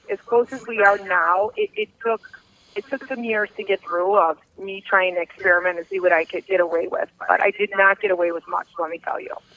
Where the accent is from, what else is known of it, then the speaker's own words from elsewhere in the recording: River Forest, Illinois, United States; also born or lived in Norwich; I grew up in River Forest, living with my parents